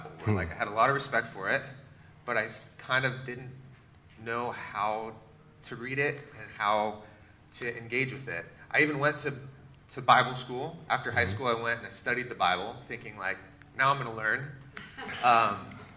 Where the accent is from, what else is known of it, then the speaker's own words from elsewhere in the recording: Seattle, Washington, United States; I grew up in the Pacific Northwest, in Seattle area, and grew up in the church.